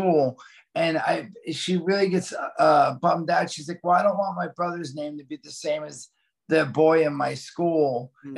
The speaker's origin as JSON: {"language": "English", "region": "New Jersey", "country": "United States", "tie": "born or raised there", "said": "my brother, growing up in Jersey, we lived a block from the beach"}